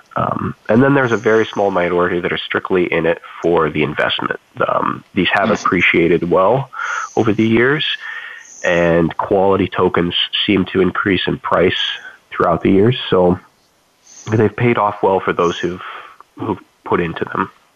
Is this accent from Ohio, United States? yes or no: yes; Toledo, Ohio, United States; my hometown area where i grew up, grew up in uh, toledo ohio